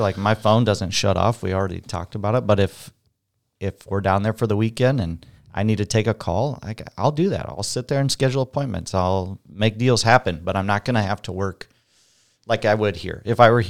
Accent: Perry, Iowa, United States; I'm from Perry, Iowa.

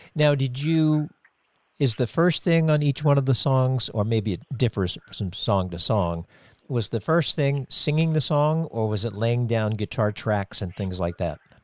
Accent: Cape Cod, Massachusetts, United States; moved away as an adult; I grew up on Cape Cod

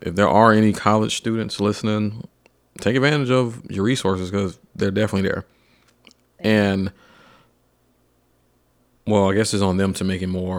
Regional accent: Atlanta, Georgia, United States; now in Nashville, United States; I'm from Atlanta

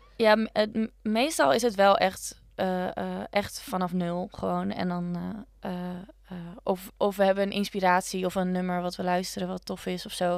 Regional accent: Leeuwarden, Friesland, Netherlands; now in Utrecht, Netherlands; ik ben dus opgegroeid in Leeuwarden

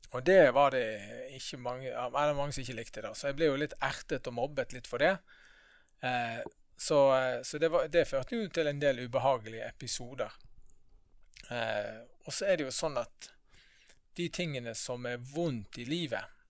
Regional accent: Bergen, Vestland, Norway; Født og oppvokst her i Bergen.

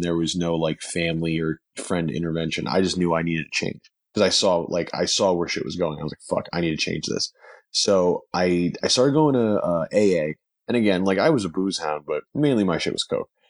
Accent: New Jersey, United States; moved away as an adult; now in Los Angeles, United States; I'm originally from New Jersey. Um, now I live, now, now I live in Los Angeles.

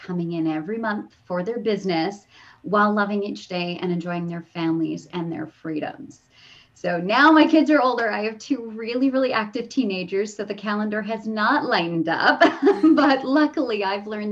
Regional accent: Canada; moved away as an adult; I'm originally from Canada, and we moved down because of a signing bonus

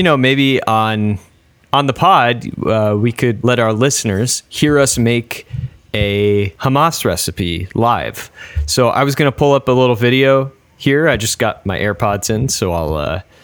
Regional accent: New York, United States; I'm from New York

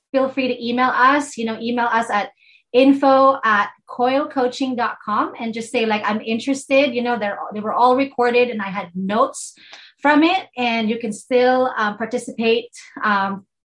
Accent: Philippines; accent: Filipino; sorry my filipino accent

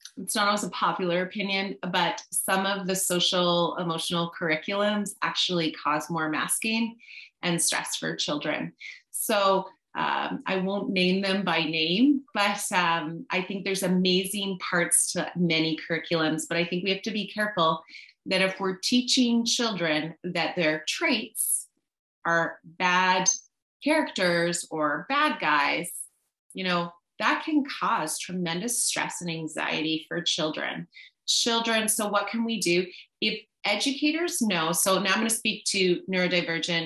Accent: Canada; also born or lived in British Columbia; as a Canadian and a mama of a child who goes to a school in Canada

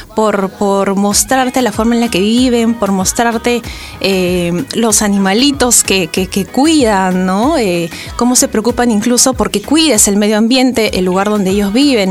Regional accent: Arequipa, Peru; moved away as an adult; now in Lima, Peru; Yo soy de Arequipa, Llevo viviendo siete años en Lima. Y cuando viví en Arequipa viajaba con mi familia

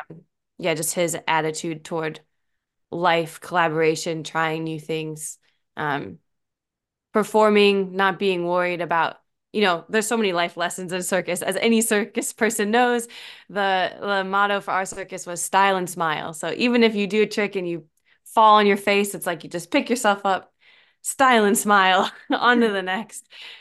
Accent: Normal, Illinois, United States; now in Auckland, New Zealand; I'm from a small town called Normal, Illinois.

